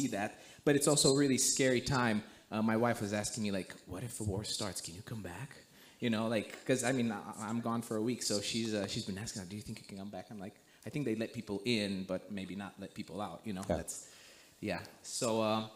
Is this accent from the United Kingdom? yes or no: no; Romania; moved away as an adult; also born or lived in United States; I'm born and raised in Romania